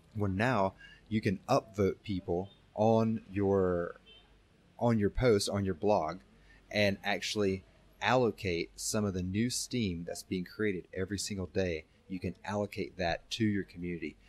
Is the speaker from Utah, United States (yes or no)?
no; North Carolina, United States; moved away; born and raised in the United States, uh, North Carolina specifically